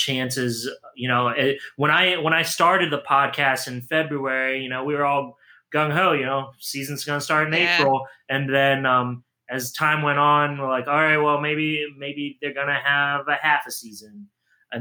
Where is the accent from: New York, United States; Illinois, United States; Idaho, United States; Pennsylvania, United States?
Pennsylvania, United States; Williamsport; I grew up in Williamsport, Pennsylvania, which people know as the home of the Little League World Series